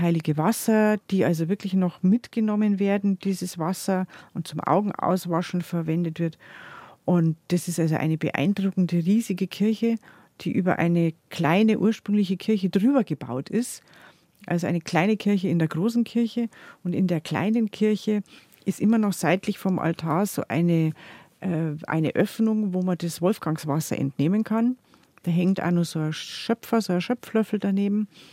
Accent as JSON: {"language": "German", "area": "Chiemgau", "region": "Bavaria", "country": "Germany", "said": "bei uns im Chiemgau"}